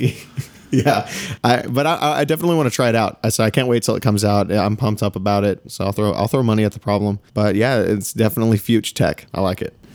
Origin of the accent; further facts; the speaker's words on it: East Texas, United States; we are from Texas